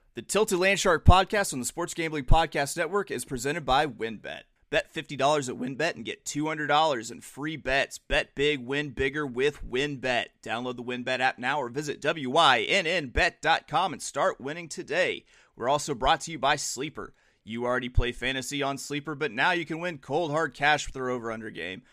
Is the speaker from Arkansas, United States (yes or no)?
yes; Arkansas, United States; I've lived in Arkansas my entire life